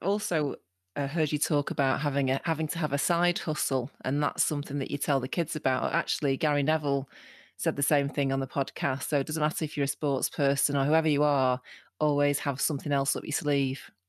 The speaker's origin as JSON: {"language": "English", "town": "Salford", "region": "North West England", "country": "United Kingdom", "tie": "born or raised there", "said": "I grew up in Salford"}